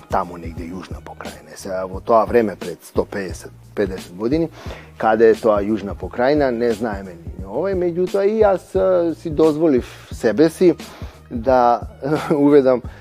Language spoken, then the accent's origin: Macedonian; Skopje, North Macedonia; moved away; сум јас од Македонија, од Скопје.